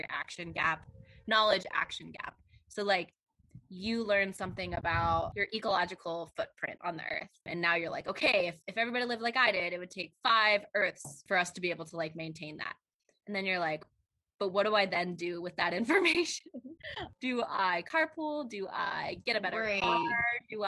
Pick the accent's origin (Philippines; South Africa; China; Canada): China; born there; I was born in China, and other people that I know who I love in my life have pretty negative perceptions of China